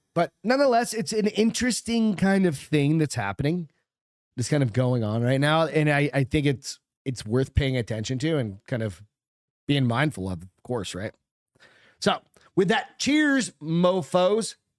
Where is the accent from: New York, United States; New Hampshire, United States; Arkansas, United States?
New Hampshire, United States; Hampton; moved away; New Hampshire, where I grew up